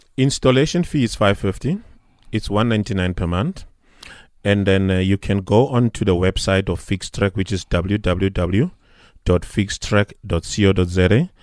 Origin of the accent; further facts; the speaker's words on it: South Africa; as a South African